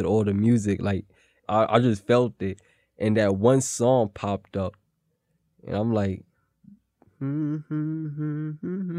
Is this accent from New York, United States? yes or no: yes; New York City, New York, United States; I'm from Williamsburg, Brooklyn, and I'm 24 years old